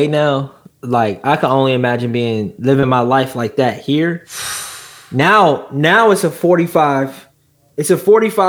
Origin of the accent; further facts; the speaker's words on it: Milwaukee, Wisconsin, United States; also born or lived in Minnesota; I'm from Milwaukee.